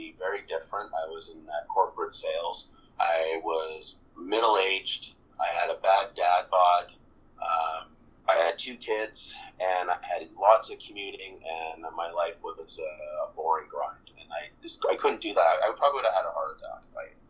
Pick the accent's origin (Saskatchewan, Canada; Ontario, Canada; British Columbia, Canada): British Columbia, Canada; Vancouver; I was mostly born and raised in Vancouver, British Columbia